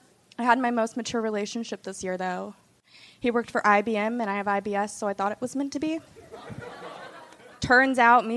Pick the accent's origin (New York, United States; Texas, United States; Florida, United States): Texas, United States; Austin; Yeah, I'm from Austin. Born and raised? Born and raised, buddy.